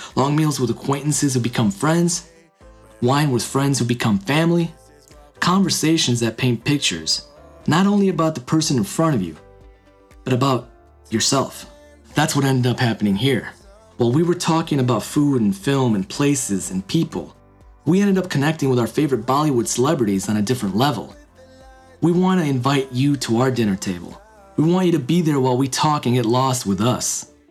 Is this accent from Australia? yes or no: no; United States; also born or lived in India; being born in India and growing up in America